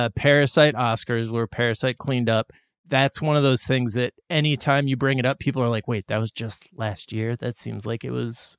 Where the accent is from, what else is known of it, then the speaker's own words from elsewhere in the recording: Boston, Massachusetts, United States; But if I say, like, if I just give a simple, if I'm just like, oh, I'm from Boston, then like everybody